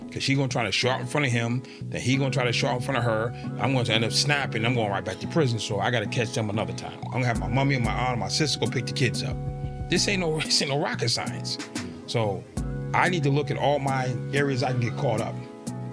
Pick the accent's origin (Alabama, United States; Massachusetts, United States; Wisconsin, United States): Massachusetts, United States; Boston; I'm from Boston